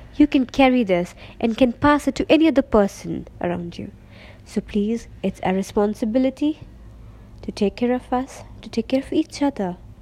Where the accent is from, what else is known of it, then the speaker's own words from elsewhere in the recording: Pakistan; first language Urdu; English is a second language; I'm from Pakistan